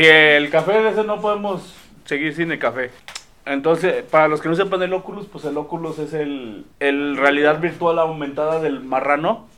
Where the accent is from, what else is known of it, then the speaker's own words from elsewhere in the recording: Mexico; como buen mexicano